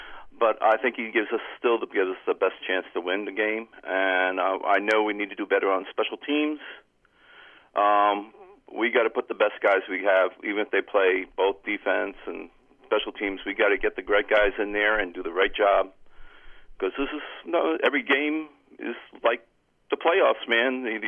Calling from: Cranford, New Jersey, United States; from Cranford.

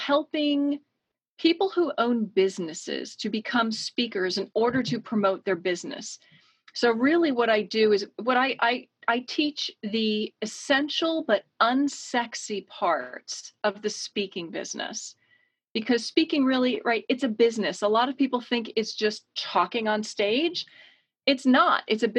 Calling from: Connecticut, United States; I am joining you from Connecticut on the east coast of the US, about a two-hour train ride from New York City.

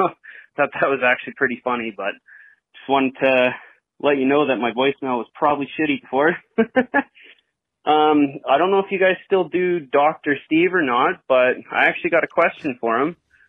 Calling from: Calgary, Alberta, Canada; from Calgary, Alberta

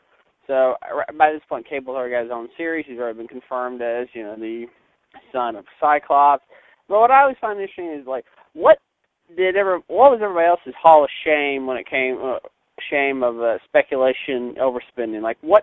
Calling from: Knoxville, Tennessee, United States; Now, of course, I'm calling from Knoxville, current home of the highest gas prices in the country.

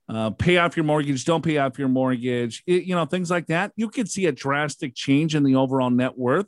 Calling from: Abilene, Texas, United States; from Abilene.

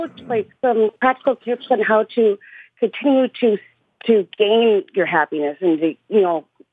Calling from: Big Lake, Minnesota, United States; I'm calling from Minnesota.

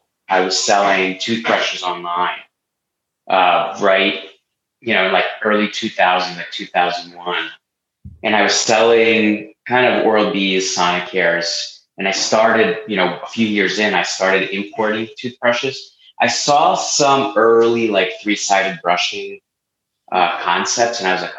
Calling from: Philadelphia, Pennsylvania, United States; I'm out of Philly. I live like right downtown with my 17-month-old twins.

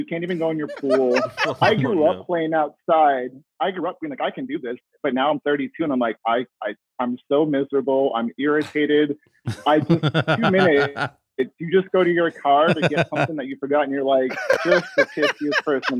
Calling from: Phoenix, Arizona, United States; I'm next door. I'm in Phoenix. I'm just right next to you guys here.

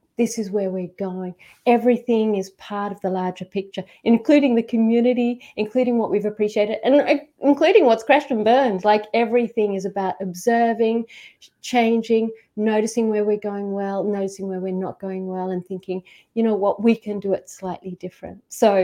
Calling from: Queensland, Australia; I'm calling from Queensland. And there is a really important process, which is to acknowledge where I am. And I'm calling on from Gubbi Gubbi country.

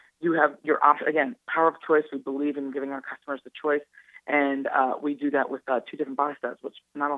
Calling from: Detroit, Michigan, United States; I'm calling from Detroit, Michigan, a little outside Detroit. Yeah, I'm calling from Detroit. I'm here in headquarters.

